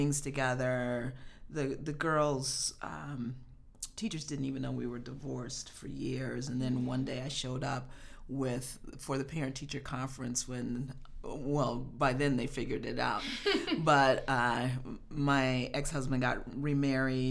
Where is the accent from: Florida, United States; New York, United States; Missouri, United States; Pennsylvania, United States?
Missouri, United States; Kansas City; moved away as an adult; now in Chicago, United States; I was born and raised in Kansas City, Missouri.